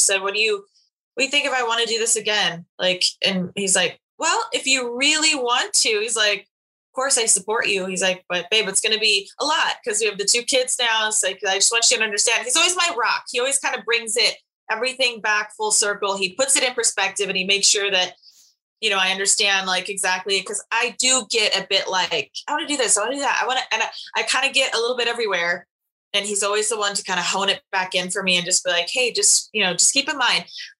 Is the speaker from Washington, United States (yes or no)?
yes; Washington, United States; We're both from Washington State